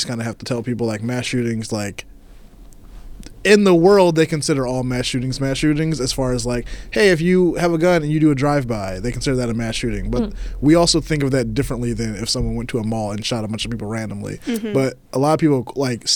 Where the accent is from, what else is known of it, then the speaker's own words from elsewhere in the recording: Indiana, United States; I'm from Indiana